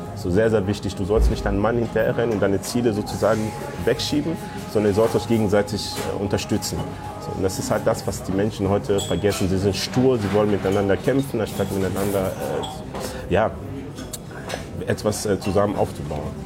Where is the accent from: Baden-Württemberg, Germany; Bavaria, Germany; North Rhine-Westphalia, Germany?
North Rhine-Westphalia, Germany; also born or lived in Democratic Republic of the Congo; Ich bin mit neun Jahren nach Deutschland gekommen und bin in NRW aufgewachsen, in Rickenhausen